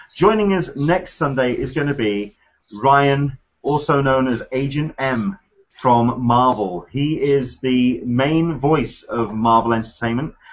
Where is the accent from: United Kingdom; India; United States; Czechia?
United Kingdom; as a Brit